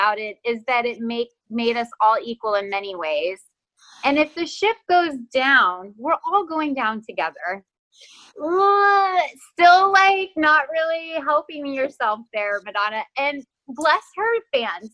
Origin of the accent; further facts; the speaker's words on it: Texas, United States; accent: Texas; I'm from Texas, and when my family and I get on the phone, my Texas accent like gets cranked up